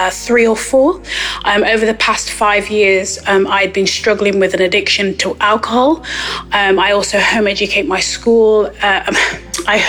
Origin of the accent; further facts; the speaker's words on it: Nottingham, East Midlands, United Kingdom; I'm from Nottingham here in England.